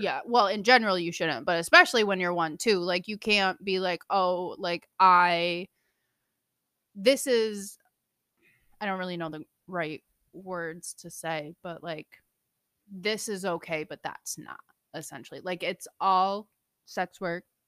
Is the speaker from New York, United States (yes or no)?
yes; New Hartford, New York, United States; moved away; I'm from Central New York, small little town. Shout out New Hartford